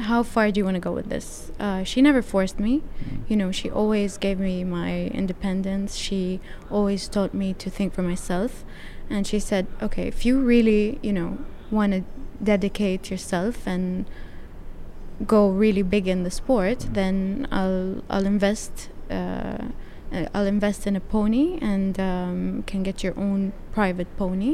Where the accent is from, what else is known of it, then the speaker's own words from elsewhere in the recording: Jeddah, Makkah Province, Saudi Arabia; I grew up in Jeddah, and I started riding at my mom's equestrian center